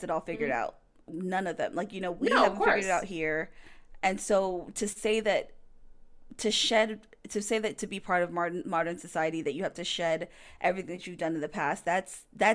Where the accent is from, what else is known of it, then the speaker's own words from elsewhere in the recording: United States; as an American